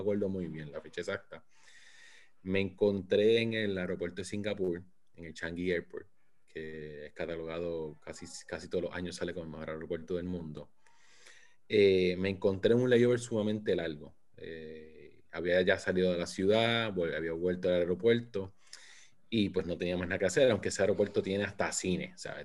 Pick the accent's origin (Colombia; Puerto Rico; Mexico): Puerto Rico; now in St. Petersburg, United States; Soy nacido y criado en Puerto Rico. Ahora mismo vivo en San Pete, Florida.